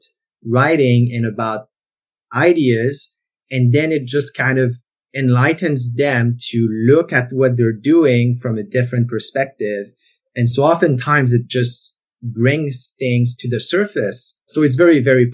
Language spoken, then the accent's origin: English; Canada; first language French; English is a second language; I grew up in the French-speaking part of Canada